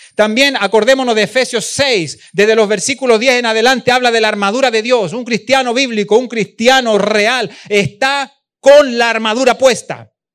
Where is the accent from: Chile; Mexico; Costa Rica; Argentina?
Chile; moved away; also born or lived in Venezuela; allá en Chile, en mi país